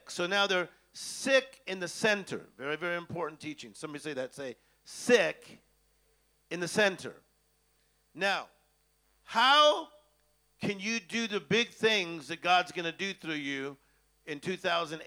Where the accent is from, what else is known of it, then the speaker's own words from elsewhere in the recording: Los Angeles, California, United States; I'm from Hollywood